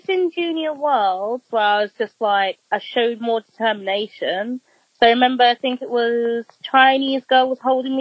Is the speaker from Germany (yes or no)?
no; Birmingham, West Midlands, United Kingdom; I'm from Birmingham